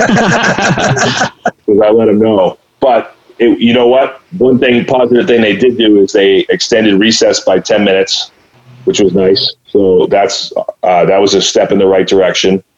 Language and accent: English; Clinton, Massachusetts, United States; I grew up here in Clinton, Mass